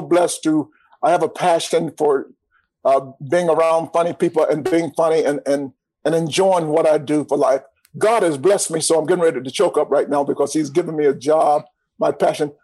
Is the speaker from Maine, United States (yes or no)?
no; Atlanta, Georgia, United States; born and raised in Atlanta.